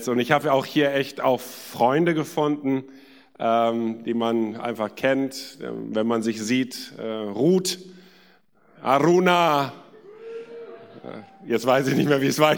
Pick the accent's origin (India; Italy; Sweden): India; now in Germany; Ähm, in Indien bin ich geboren und aufgewachsen und dann in Südindien zur Schule gegangen.